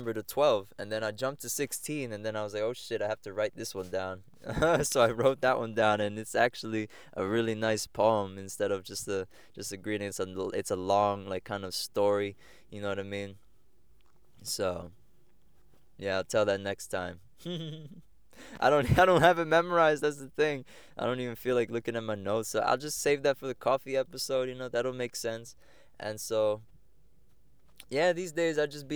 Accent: Egg Harbor Township, New Jersey, United States; I was born in Galloway Township. That's next to Egg Harbor Township down there somewhere in, like, Pomona. That's, like, a sub-town. And then, yeah, when I was 5 years old, moved to Egg Harbor Township

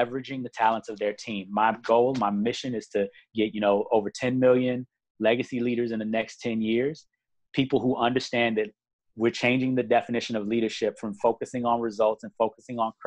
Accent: Chicago, Illinois, United States; moved away; I'm from Chicago originally. I did a lot of work in Chicago helping with my church and with a lot of other things growing up

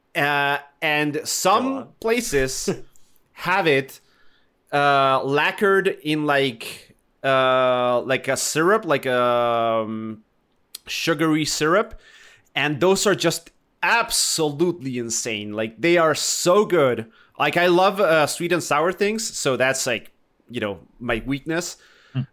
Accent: Argentina; now in Chile; I'm Argentinian, but I live in Chile

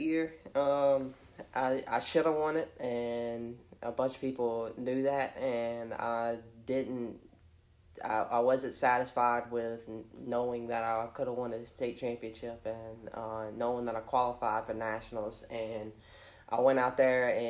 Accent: Chatham, Virginia, United States; I'm from Chatham, Virginia, and I went to school at Chatham High School

